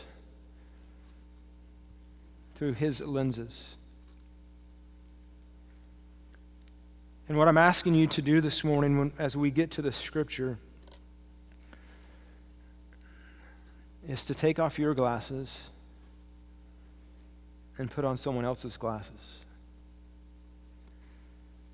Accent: Kansas, United States; A middle-aged white man who grew up in farmland in the wheat fields of Kansas

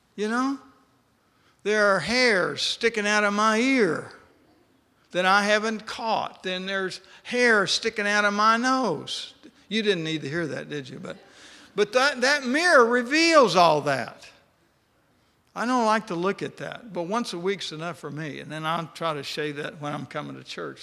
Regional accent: West Texas, United States; I grew up in West Texas

